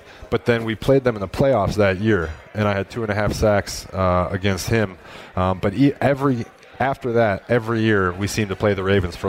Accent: Wisconsin, United States; moved away as an adult; I grew up in Wisconsin.

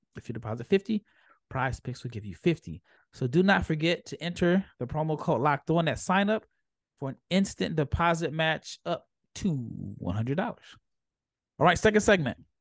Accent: United States; as an American

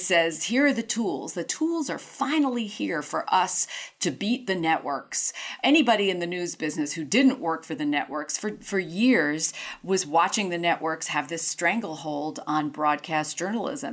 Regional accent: New York City, New York, United States; born or raised there

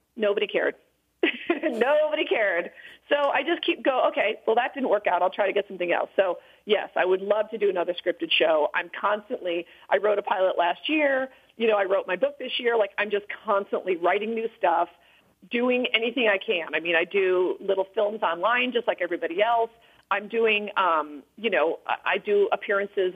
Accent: Illinois, United States; when I was growing up in Illinois

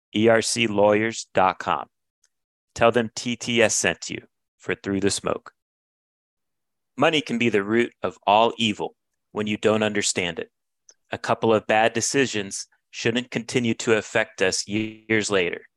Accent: Florida, United States; I grew up in Florida

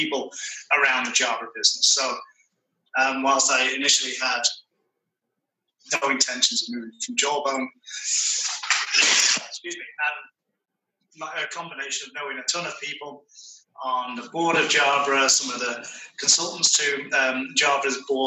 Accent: Manchester, North West England, United Kingdom; moved away as an adult; now in Atlanta, United States; I'm from Manchester, which, of course, is the centre of the British Empire.

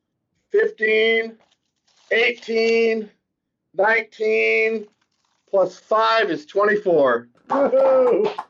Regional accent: Michigan, United States; I'm from Michigan

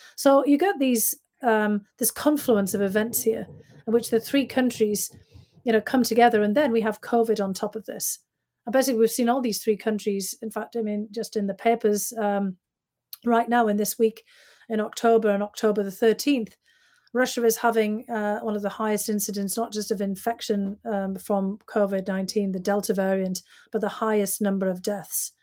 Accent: Bishop Auckland, North East England, United Kingdom; moved away; I was always going back to my hometown even after I'd left to go back and visit

